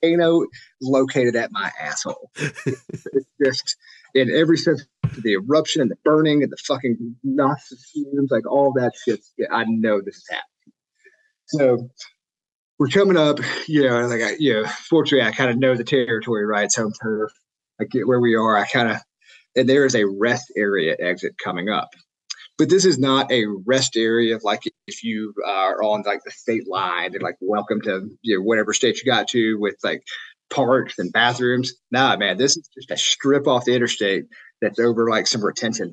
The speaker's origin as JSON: {"language": "English", "town": "Jackson", "region": "Mississippi", "country": "United States", "tie": "born or raised there", "said": "I grew up in in Jackson, Mississippi, and then in the suburbs."}